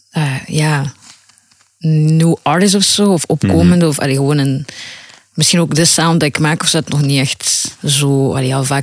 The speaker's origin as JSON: {"language": "Dutch", "town": "Ghent", "region": "Flanders", "country": "Belgium", "lives_now": "Brussels, Belgium", "said": "Gent is meer, laten we zeggen, ja, ik kom van Gent. {S3} Mhm. {S2} En nu ja, woon ik in Brussel."}